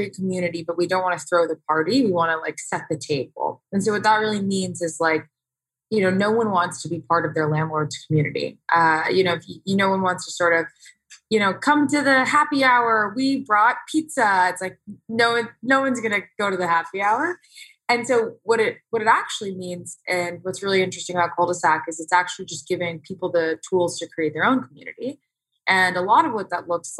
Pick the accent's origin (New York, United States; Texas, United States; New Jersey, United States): Texas, United States; Houston; now in Tempe, United States; I actually was born and raised in Houston